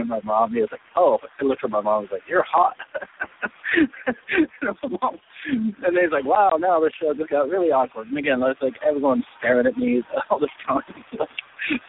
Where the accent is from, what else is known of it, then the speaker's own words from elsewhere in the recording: Columbus, Ohio, United States; I'm from Ohio